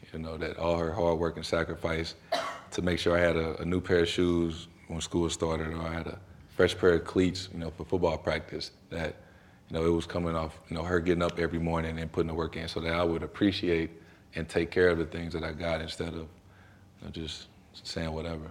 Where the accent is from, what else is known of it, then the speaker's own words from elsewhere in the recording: St. Louis, Missouri, United States; moved away as an adult; also born or lived in Durham, North Carolina; now in Boston, United States; where I'm from, being from Saint Louis